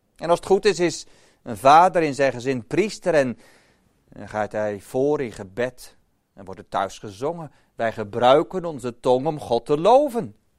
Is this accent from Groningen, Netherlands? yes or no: no; Boskoop, South Holland, Netherlands; ik als kleine jongen in Boskoop ben opgegroeid